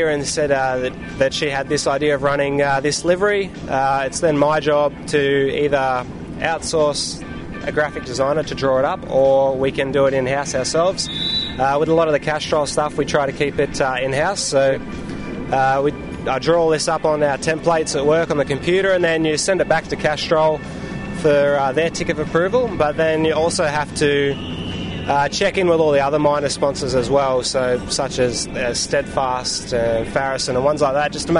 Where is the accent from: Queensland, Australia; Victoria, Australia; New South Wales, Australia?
New South Wales, Australia; Goulburn; we grew up in New South Wales near Goulburn, so near Wakefield Park